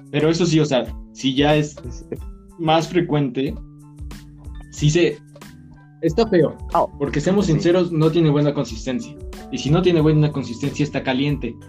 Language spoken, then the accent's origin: Spanish; Mexico; nosotros somos mexicanos, de donde viene el mariachi, los borrachos